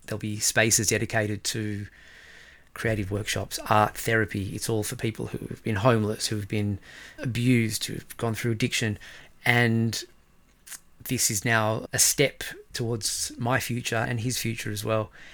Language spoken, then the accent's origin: English; Australia; moved away as an adult; also born or lived in Israel; now in Stockholm, Sweden; in Australia, people can't say